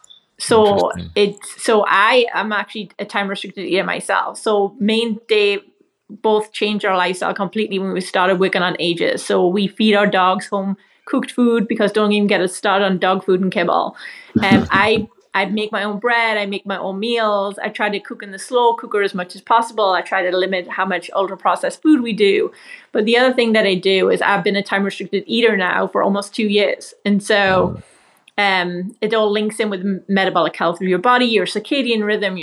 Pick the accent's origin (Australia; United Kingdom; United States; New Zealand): United Kingdom; England; So I love Indian food, as all English people do.